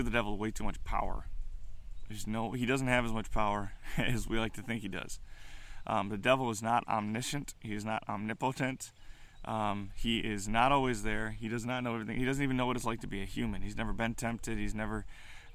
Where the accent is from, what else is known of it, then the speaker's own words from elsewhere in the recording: United States; as American Christians, millennial Christians